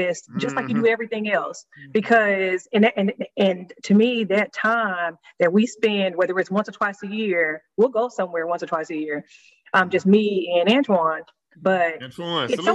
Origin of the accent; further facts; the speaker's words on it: California, United States; I grew up in California